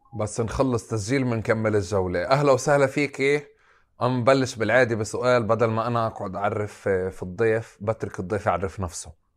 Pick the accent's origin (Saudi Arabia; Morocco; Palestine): Palestine; Tulkarm, West Bank; انا ابن طول كرم